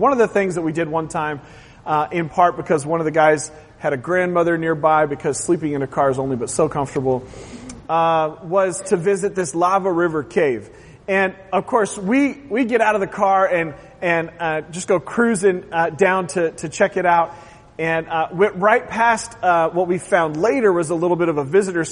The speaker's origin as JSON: {"language": "English", "region": "Oregon", "country": "United States", "tie": "born or raised there", "moved": "yes", "said": "I grew up in Oregon"}